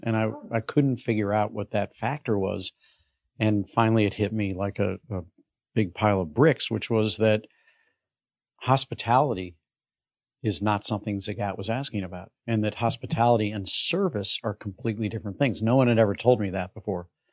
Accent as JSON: {"language": "English", "town": "St. Louis", "region": "Missouri", "country": "United States", "tie": "born or raised there", "said": "a kid growing up in St. Louis"}